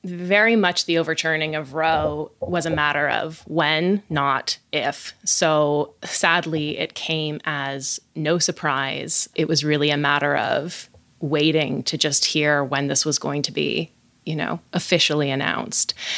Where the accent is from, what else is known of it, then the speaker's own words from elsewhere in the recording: West Coast, United States; I hail from the West Coast.